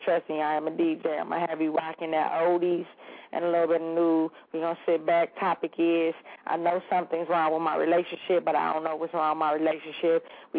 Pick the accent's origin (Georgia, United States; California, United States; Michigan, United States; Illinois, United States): Michigan, United States; now in Atlanta, United States; I'm in a new state. I'm from Michigan now. I'm in Atlanta doing my Thug Dizzle.